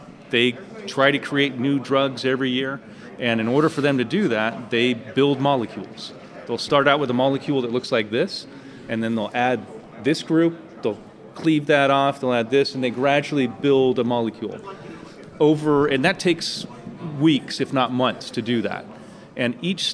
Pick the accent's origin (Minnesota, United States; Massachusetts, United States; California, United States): California, United States; Redondo Beach; Born and raised. I'm one of the few.